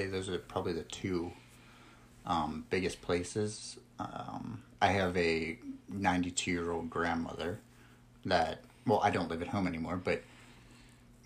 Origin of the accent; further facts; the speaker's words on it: Sewickley, Pennsylvania, United States; I grew up in just outside of Pittsburgh in Swickley, PA.